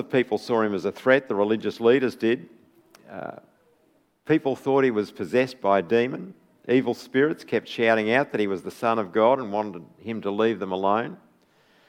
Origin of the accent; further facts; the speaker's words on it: Bendigo, Victoria, Australia; moved away as an adult; Born and bred in Bendigo. Left when I was 18, but it's always good to come back